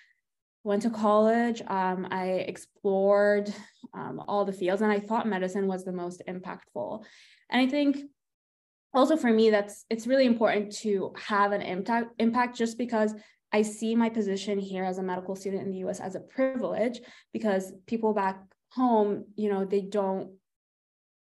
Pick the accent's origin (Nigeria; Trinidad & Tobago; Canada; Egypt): Egypt; now in United States; I grew up in Egypt. I was 13 when the Arab Spring was happening